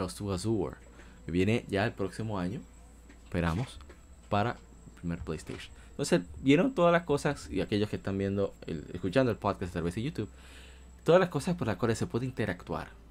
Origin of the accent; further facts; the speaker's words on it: Dominican Republic; Yo soy de República Dominicana